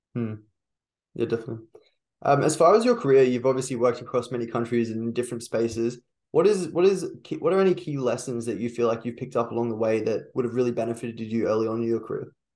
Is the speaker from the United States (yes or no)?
no; Brisbane, Queensland, Australia; I'm from Brisbane